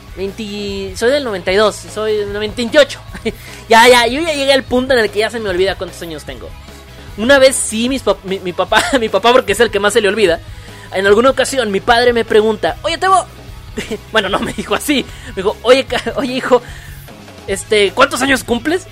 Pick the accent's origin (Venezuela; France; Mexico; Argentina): Mexico; Los que somos de México